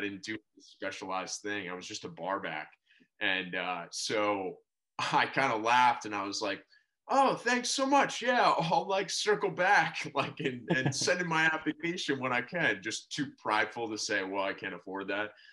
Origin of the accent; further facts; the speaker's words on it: Narragansett, Rhode Island, United States; moved away; also born or lived in Boston, Massachusetts / Providence, Rhode Island / Honolulu, Hawaii; I was born in Boston, but uh, pretty much grew up in Rhode Island uh, my whole life.